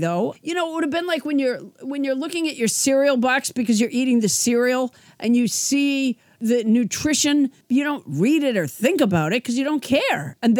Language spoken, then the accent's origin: English; Massachusetts, United States; I grew up in Massachusetts, and I did not think about Robert E. Lee at all, and neither did anyone that I knew. And I'm 61